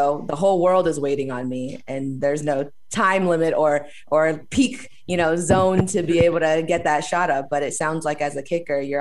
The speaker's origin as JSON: {"language": "English", "town": "Alhambra", "region": "California", "country": "United States", "tie": "born or raised there", "said": "I grew up in Alhambra, California, by Pasadena, where the Rose Bowl is"}